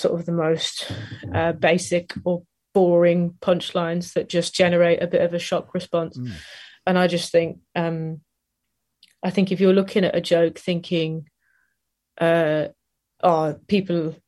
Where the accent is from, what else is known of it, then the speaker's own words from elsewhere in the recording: Nottingham, East Midlands, United Kingdom; we're all from Nottingham, my partner and I, and my friends were all from Nottingham